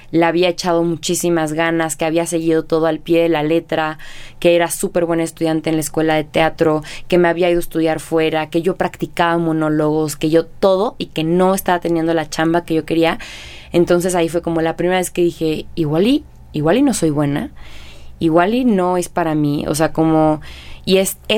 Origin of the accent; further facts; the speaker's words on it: Guadalajara, Jalisco, Mexico; moved away as an adult; now in France; cuando me salí de Guadalajara, pero no tanto. O sea, cuando me fui a vivir fuera de México, ahí sí fue de oye, me vine hasta acá a estudiar teatro